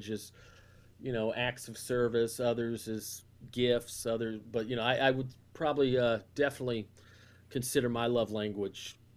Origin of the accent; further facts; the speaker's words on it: the South, United States; I mean, that's growing up in the South. That that's one of the things that was frustrating. Like, I love my family and I love Southern culture